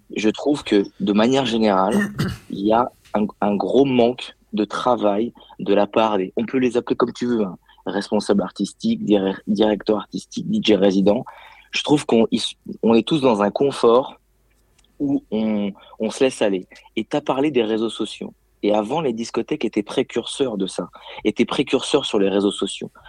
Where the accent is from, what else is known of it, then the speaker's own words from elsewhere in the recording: Lyon region, Auvergne-Rhône-Alpes, France; je suis de la région lyonnaise